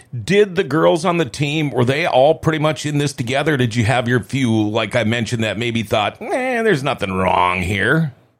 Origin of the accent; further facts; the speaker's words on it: Thief River Falls, Minnesota, United States; I'm from Thief River Falls